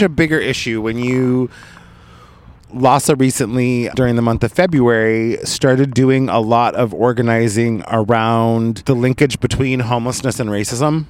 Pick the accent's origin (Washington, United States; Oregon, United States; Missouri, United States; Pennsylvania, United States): Oregon, United States; now in Los Angeles, United States; I was grew up in Oregon